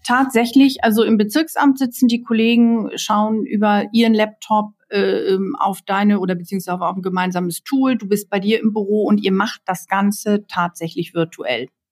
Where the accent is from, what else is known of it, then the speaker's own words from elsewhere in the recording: Hamburg, Germany; ich hier so als Hamburgerin die Struktur der Stadt kenne